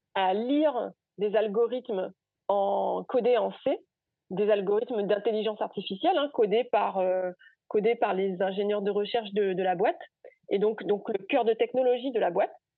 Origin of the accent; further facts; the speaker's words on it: Gourbeyre, Guadeloupe; moved away as an adult; also born or lived in Basse-Terre / Rennes / Spain; j'ai grandi à Gourbert, j'ai fait ma scolarité à Gourbert, je fais mon lycée à, à basse au lycée Gerville-Réache